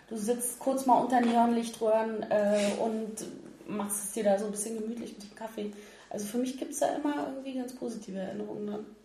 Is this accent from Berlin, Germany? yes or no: yes; Berlin, Germany; weil als Original-Berliner taucht man da eher selten auf.